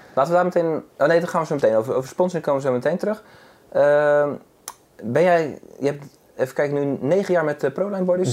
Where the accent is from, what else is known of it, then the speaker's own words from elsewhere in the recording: Zeeland, Netherlands; bij ons in Zeeland.